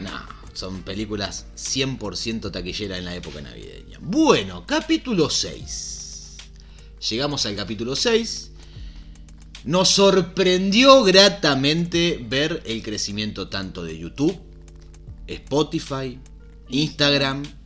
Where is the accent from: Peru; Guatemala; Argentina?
Argentina